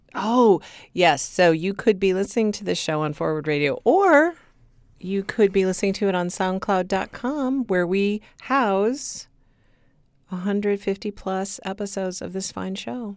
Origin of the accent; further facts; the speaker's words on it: Michigan, United States; accent: Michigan; my Michigan accent